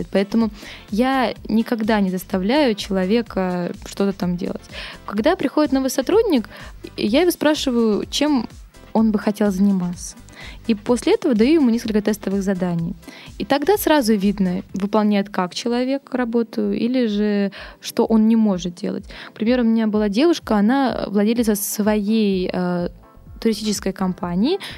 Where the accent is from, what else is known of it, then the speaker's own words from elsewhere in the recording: Petropavlovsk-Kamchatsky, Kamchatka Krai, Russia; moved away as an adult; now in Saint Petersburg, Russia; Я пришла работать в культурный центр Мэдстаун, мне только исполнилось 18, я переехала из Петропавловска-Камчатского в Питер